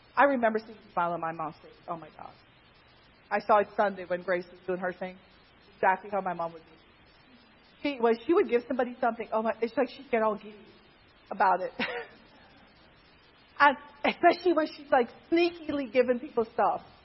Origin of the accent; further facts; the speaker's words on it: Pennsylvania, United States; I'm from Pennsylvania